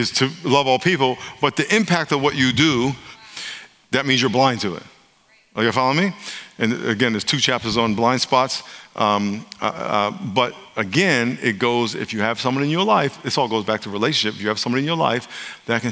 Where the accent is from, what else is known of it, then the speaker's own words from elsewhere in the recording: New York, United States; now in California, United States; I live in California now, but I'm from New York. I grew up in New York